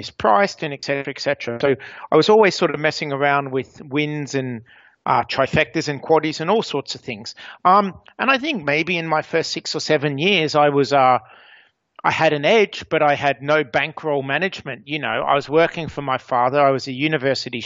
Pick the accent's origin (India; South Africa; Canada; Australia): Australia; I grew up in Australia